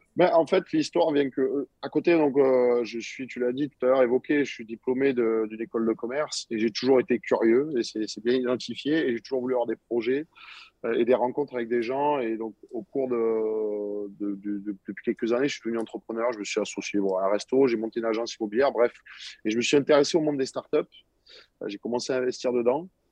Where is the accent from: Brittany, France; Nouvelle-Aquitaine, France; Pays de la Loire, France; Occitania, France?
Occitania, France; Montpellier; je suis dans ma ville natale, moi ici à Montpellier, donc j'ai jamais bougé de Montpellier